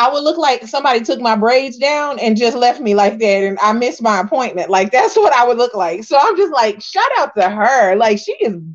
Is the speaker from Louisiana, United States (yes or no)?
no; Texas, United States; I'm a Texan and I, I don't sound yeah. like that.